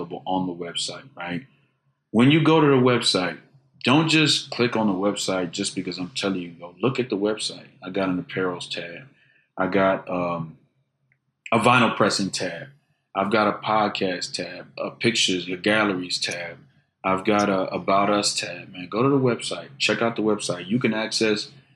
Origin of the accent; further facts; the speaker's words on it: Houston, Texas, United States; I'm from Fondren Road, the 12,500 block of Fondren Road. That's the part closer to Maine